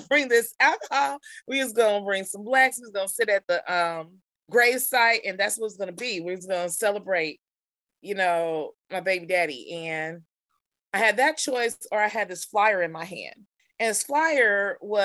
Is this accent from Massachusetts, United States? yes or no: no; Kansas City, Missouri, United States; Kansas City, Missouri. So I'm a native Kansas Cityan